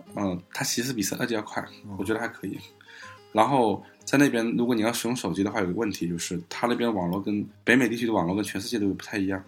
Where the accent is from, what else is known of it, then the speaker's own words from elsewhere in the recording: China; 我们中国人就很羡慕啊